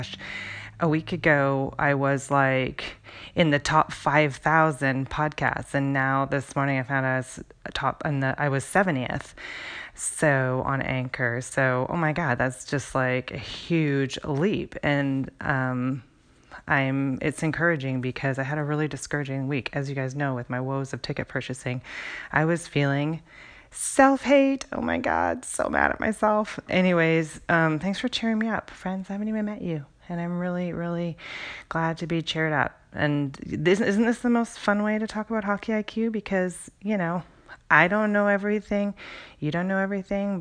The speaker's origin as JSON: {"language": "English", "country": "Canada", "tie": "born or raised there", "moved": "yes", "lives_now": "Seattle, United States", "said": "I grew up in Canada and grew up around hockey."}